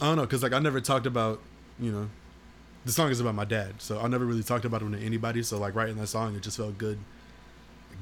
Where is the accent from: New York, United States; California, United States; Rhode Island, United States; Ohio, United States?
Ohio, United States; moved away; also born or lived in Oklahoma / Florida; I'm from Ohio, so then I moved to Oklahoma at some point